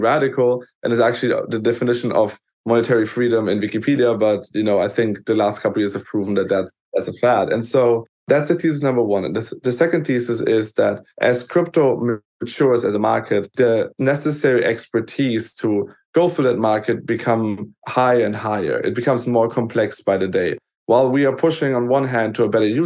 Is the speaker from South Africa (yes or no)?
no; Germany; growing up in Germany as kind of, you know, first generation